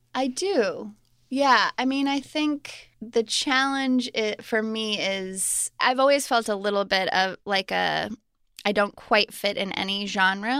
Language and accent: English; Colorado Springs, Colorado, United States; I grew up in Colorado Springs, Colorado